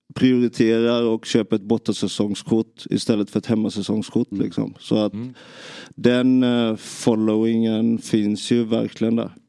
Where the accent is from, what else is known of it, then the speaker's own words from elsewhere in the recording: Nybro, Kalmar County, Sweden; Jag, jag växte upp i i Nybro